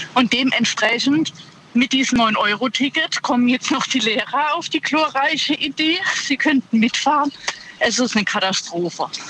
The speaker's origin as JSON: {"language": "German", "town": "Ludwigshafen", "region": "Rhineland-Palatinate", "country": "Germany", "moved": "yes", "lives_now": "Eisenberg, Germany", "said": "ich komme ursprünglich aus Ludwigshafen."}